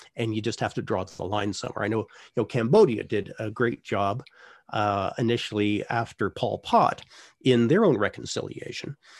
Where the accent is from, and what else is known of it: Canada